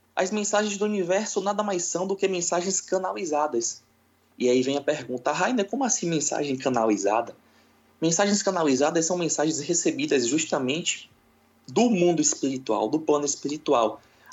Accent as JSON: {"language": "Portuguese", "town": "Salvador", "region": "Bahia", "country": "Brazil", "said": "sou de Salvador, na Bahia, uma terra muito boa"}